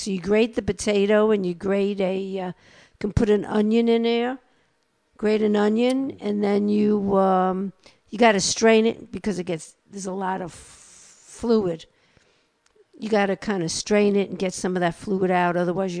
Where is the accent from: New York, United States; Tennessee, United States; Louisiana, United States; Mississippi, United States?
New York, United States; accent: New York; also born or lived in North Carolina; now in San Marcos, United States; We were in North Carolina for 30 years. I only lost a little bit of my New York accent.